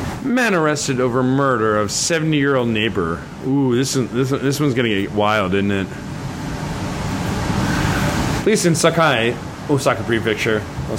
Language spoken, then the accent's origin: English; United States; now in Japan; I'm American